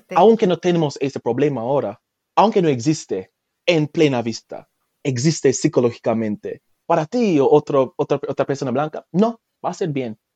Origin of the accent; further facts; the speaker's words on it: Jamaica; first language Jamaican Patois; Spanish is a second language; moved away as an adult; now in France; yo nací en Jamaica